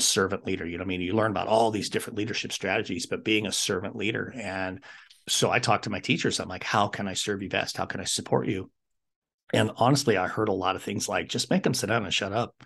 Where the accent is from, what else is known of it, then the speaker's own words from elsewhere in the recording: Wyoming, United States; moved away as an adult; I wanted to come back to my home state of Wyoming